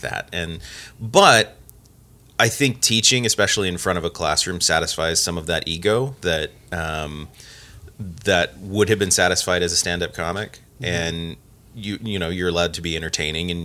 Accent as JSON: {"language": "English", "town": "Porterville", "region": "California", "country": "United States", "tie": "born or raised there", "moved": "yes", "lives_now": "Missoula, United States", "said": "I grew up in a little town called Porterville in California."}